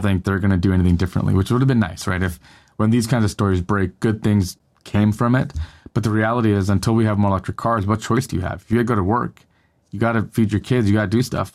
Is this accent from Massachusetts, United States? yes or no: no; Northern California, United States; now in Southern California, United States; I live in Southern California now, but I grew up in Northern California